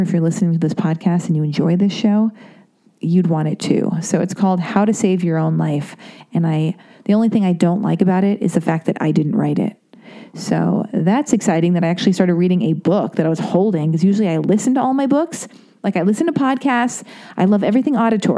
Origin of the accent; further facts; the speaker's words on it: Los Angeles, California, United States; I was born and raised in Laurel Canyon